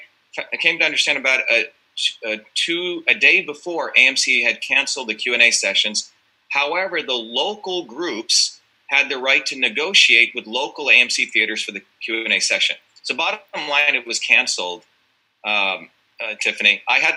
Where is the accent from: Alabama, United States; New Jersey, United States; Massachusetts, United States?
Massachusetts, United States; I am from Massachusetts